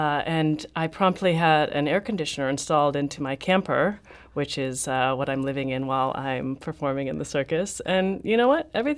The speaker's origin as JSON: {"language": "English", "town": "Haworth", "region": "Yorkshire and the Humber", "country": "United Kingdom", "tie": "born or raised there", "said": "So I grew up in Haworth, and my mom and I ran a small business together as face painters."}